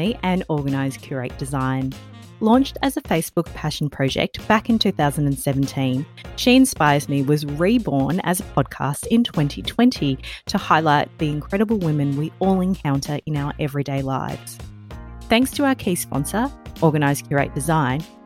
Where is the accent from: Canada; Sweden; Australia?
Australia; accent: Aussie; I love my Aussie accent next to an accent from the UK, because it always just sounds so drawn out. And I wasn't born in Australia, but took on that Aussie accent as quickly as I could as a child